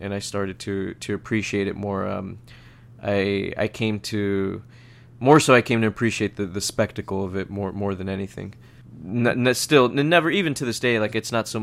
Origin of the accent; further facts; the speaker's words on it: San Diego, California, United States; Growing up in San Diego, I grew up watching the races in Del Mar